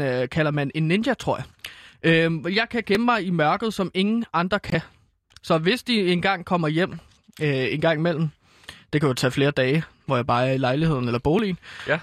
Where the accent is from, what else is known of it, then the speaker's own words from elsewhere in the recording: Herlev, Capital Region of Denmark, Denmark; ude i Herlev, øh, hvor jeg er fra